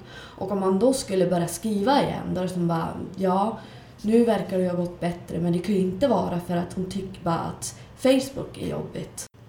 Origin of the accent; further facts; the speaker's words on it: Skellefteå, Västerbotten County, Sweden; Jag är också från Skellefteå och bor här för tillfället